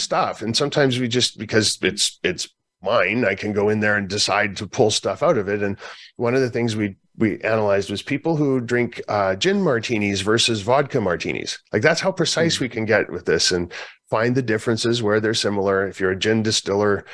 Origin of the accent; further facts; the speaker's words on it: Canada; I'm from Canada.